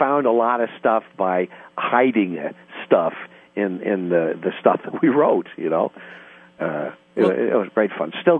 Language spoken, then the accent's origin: English; United States; moved away as an adult; now in Los Angeles, United States; I grew up on the East Coast in the Midwest